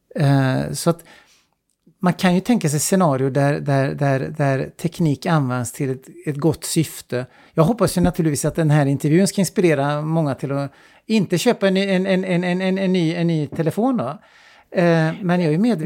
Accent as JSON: {"language": "Swedish", "country": "Sweden", "also_born_or_lived": "China", "moved": "as an adult", "said": "jag är svensk"}